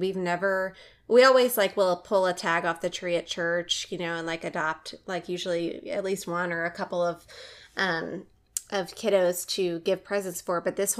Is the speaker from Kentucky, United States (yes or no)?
no; New Orleans, Louisiana, United States; moved away; a lot of our listeners may know that I'm from New Orleans